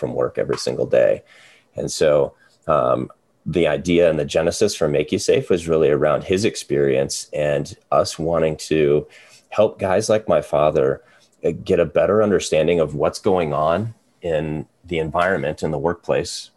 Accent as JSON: {"language": "English", "region": "Eastern Iowa", "country": "United States", "tie": "born or raised there", "also_born_or_lived": "Ankeny, Iowa", "said": "I'm an Iowa guy through and through. So I grew up in Eastern Iowa, went to UNI"}